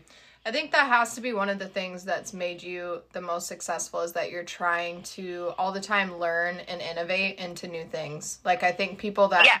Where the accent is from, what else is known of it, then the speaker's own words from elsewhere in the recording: Midwest, United States; being from the Midwest